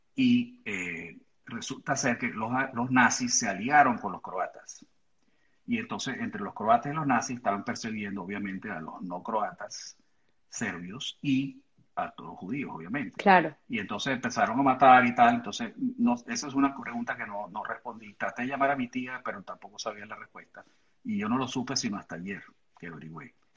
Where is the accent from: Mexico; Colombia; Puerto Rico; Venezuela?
Venezuela; moved away as an adult; now in United States; cuando éramos niños en Venezuela